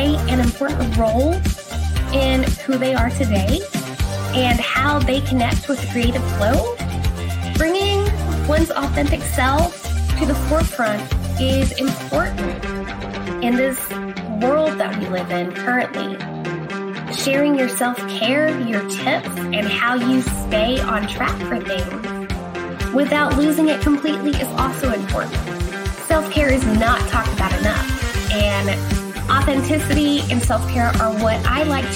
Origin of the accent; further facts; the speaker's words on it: Oklahoma, United States; also born or lived in Texas; In Texas, and then we moved to Oklahoma